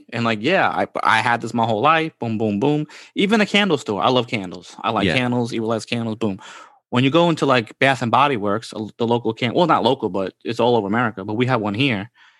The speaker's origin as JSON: {"language": "English", "town": "Bronx", "region": "New York", "country": "United States", "said": "So basically, we live in Queens, okay? Or I come from the Bronx."}